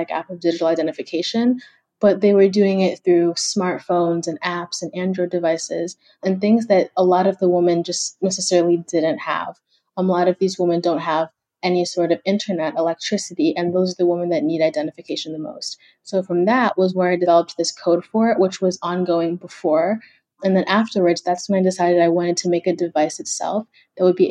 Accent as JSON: {"language": "English", "country": "Kenya", "moved": "yes", "lives_now": "United States"}